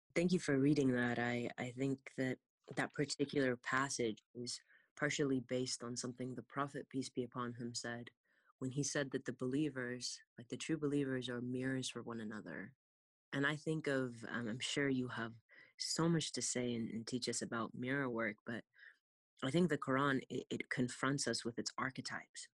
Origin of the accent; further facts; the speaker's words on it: California, United States; born and raised in California